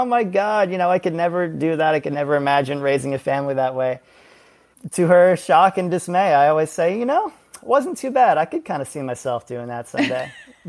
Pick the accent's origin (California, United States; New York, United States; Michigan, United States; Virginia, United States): New York, United States; New York City; I'm born and raised a New Yorker. I'm a native New Yorker, and I'm currently based here. Never left, as some very proud New Yorkers do. Grew up in the heart of Manhattan.